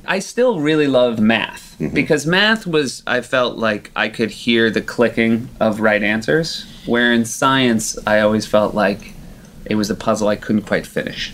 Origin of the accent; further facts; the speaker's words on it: southern New Hampshire, United States; I grew up in southern New Hampshire